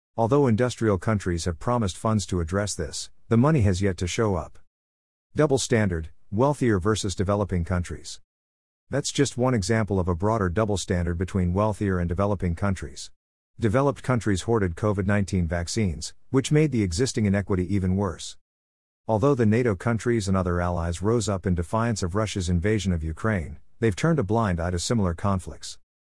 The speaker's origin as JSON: {"language": "English", "country": "Canada", "said": "I'm Canadian"}